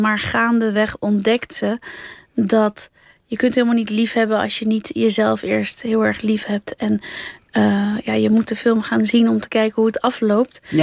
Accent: Netherlands; accent: Rotterdam Dutch; also born or lived in Alblasserwaard; ik ben hier geboren, ik identificeer mezelf als Nederlander ook. Ik droom in het Nederlands

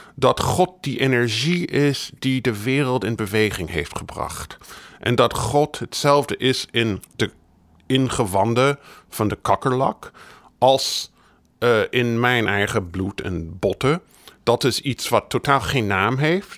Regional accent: United States; Ik ben in de Verenigde Staten opgegroeid

